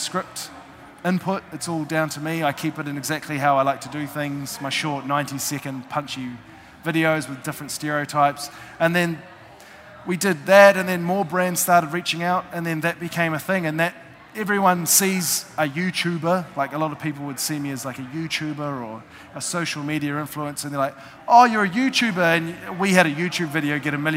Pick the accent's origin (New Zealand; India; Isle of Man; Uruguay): New Zealand; I'm from New Zealand.